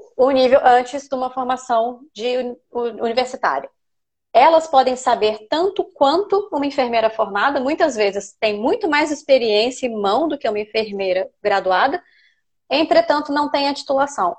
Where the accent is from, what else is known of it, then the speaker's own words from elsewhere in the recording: Brazil; now in United Kingdom; Nós, os brasileiros